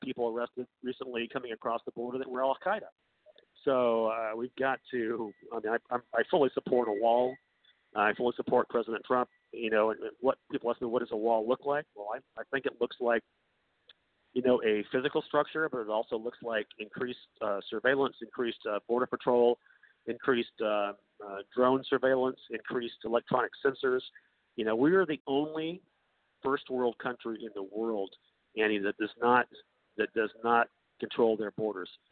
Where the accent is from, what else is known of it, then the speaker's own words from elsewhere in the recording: North Carolina, United States; now in California, United States; I'm from North Carolina